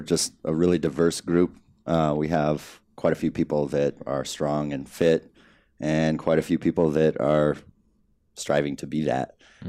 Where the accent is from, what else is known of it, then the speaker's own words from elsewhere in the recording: Midwest, United States; Yeah, I was always handy. I was raised in the Midwest and just did a lot of work.